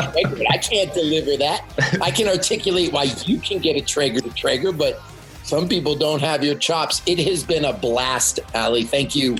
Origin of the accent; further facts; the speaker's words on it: Canada; I'm from Canada and I speak yeah, French